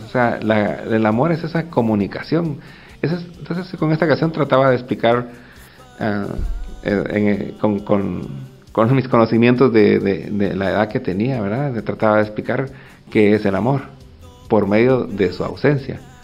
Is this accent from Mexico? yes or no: no; Guatemala; una sociedad como la guatemalteca que no solo estaba en guerra, sino que pues, también a veces creo que padecemos de cierto pesimismo